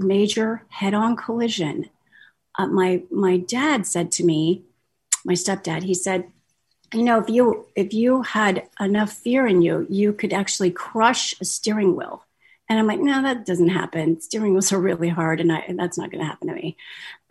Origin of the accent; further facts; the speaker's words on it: Kansas City, Missouri, United States; I'm from Kansas City, Missouri